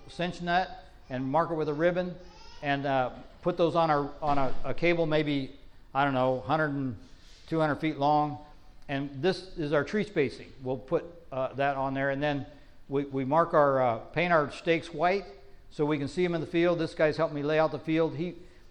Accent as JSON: {"language": "English", "region": "Northern California", "country": "United States", "tie": "born or raised there", "said": "I grew up in Northern California. We call them almonds."}